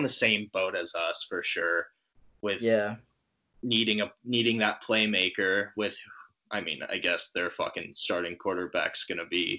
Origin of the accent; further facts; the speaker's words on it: Denver, Colorado, United States; growing up in Denver my whole life, moved out here when I was six.